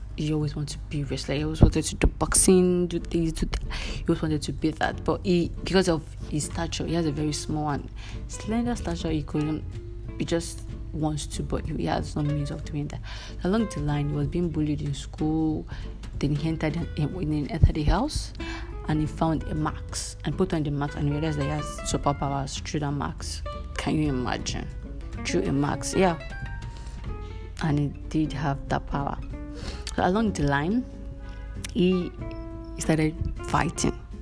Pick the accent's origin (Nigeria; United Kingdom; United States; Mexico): Nigeria; I'm a Nigerian